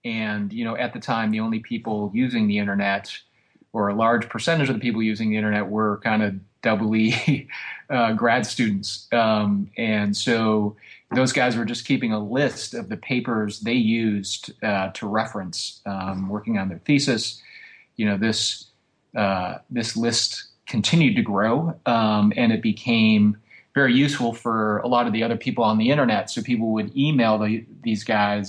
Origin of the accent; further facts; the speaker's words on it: Rochester, Michigan, United States; moved away; I grew up in the suburbs of Detroit, about 20 miles north of the city